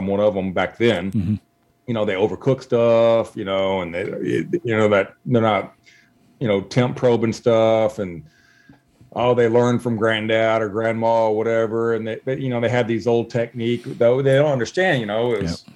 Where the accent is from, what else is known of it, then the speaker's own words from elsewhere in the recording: Zephyr, Texas, United States; now in Houston, United States; growing up in Zephyr, Texas, we went hunting and fishing and trapping